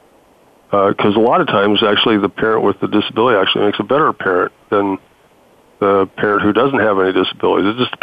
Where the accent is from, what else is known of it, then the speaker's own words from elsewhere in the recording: Idaho, United States; my home state of Idaho